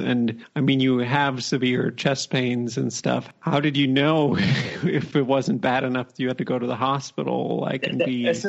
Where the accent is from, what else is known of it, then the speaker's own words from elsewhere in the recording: United States; moved away; It's a bit strange being an American abroad and seeing all this happening, but being so distant from it.